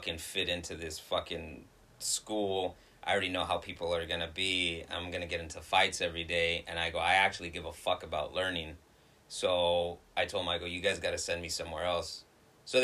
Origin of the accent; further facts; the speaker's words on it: Long Beach, California, United States; I've been born and raised in Long Beach